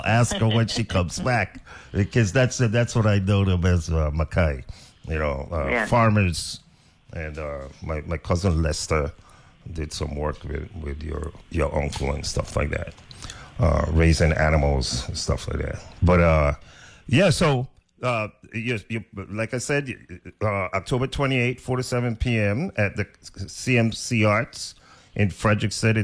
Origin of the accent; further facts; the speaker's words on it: Little Fountain, St. Croix, U.S. Virgin Islands; from Little Fountain. My family's from Little Fountain